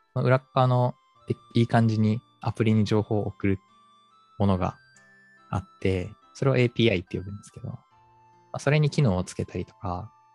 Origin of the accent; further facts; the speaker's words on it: Aichi, Japan; now in Tokyo, Japan; 地元が愛知県なので、そこに帰省して